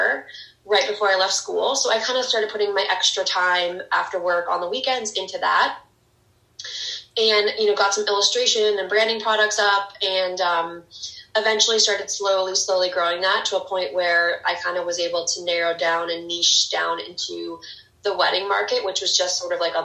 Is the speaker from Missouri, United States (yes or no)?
yes; St. Louis, Missouri, United States; moved away as an adult; also born or lived in New York City, New York; now in Long Island, United States; I'm from St. Louis, Missouri, and I've lived in New York for the last 9 years